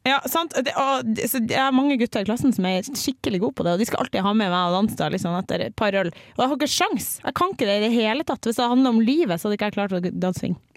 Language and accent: Norwegian; Bodø, Nordland, Norway; moved away; så har jeg likevel vokst opp i Bodø, der jeg er fra